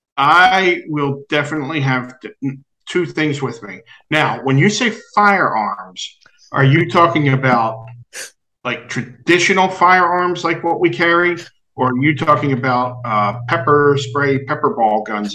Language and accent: English; New Jersey, United States; I'm from Jersey